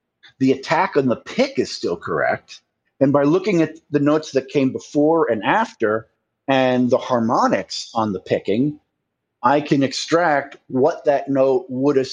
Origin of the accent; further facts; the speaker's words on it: United States; I'm American